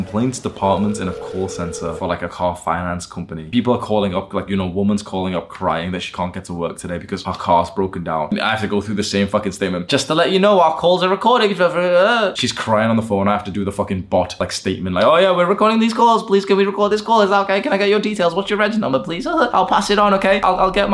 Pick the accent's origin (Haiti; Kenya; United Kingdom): United Kingdom; Warrington, North West England; moved away as an adult; I grew up in a town/city called Warrington